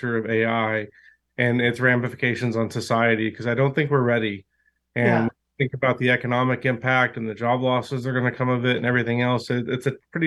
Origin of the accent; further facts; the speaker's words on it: Oklahoma, United States; We're from Oklahoma